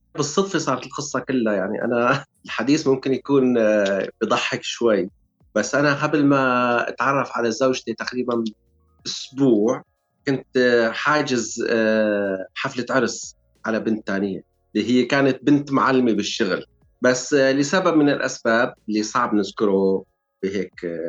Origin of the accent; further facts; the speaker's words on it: Syria; moved away as an adult; now in United Kingdom; نحن جايين من سوريا